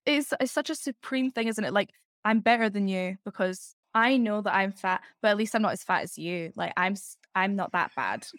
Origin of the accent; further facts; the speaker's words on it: Edinburgh, Scotland, United Kingdom; now in London, United Kingdom; I'm from Edinburgh in Scotland, so the capital of Scotland, but moved capital to capital.